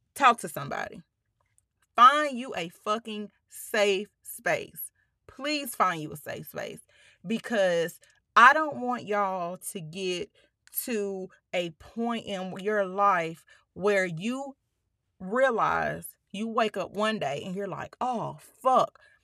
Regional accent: Pine Bluff, Arkansas, United States; moved away; I was born in Palm Bluff, um, we lived there until I was going into the eighth grade

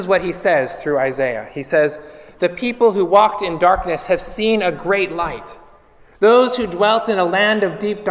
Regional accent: Pittsburgh, Pennsylvania, United States; moved away as an adult; now in Florida, United States; up north where I'm from, I came from Pittsburgh, Pennsylvania. We just moved a couple of years ago

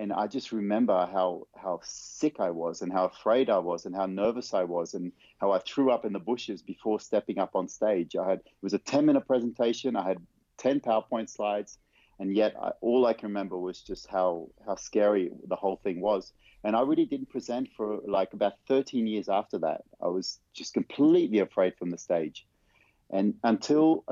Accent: Vanuatu; now in Netherlands; I grew up on a little tropical island. I was born on a tropical island called Vanuatu.

